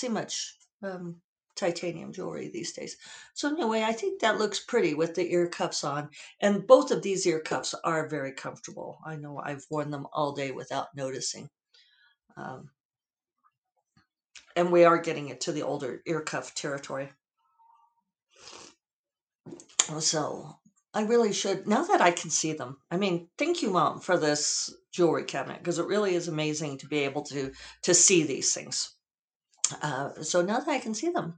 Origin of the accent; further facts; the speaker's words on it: the West, United States; now in Santa Fe, United States; Being a child of the West